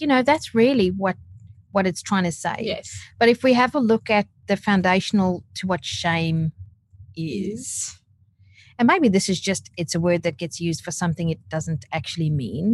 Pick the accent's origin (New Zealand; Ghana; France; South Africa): South Africa; now in Australia; growing up in South Africa, but I have been here in Australia for almost 13 years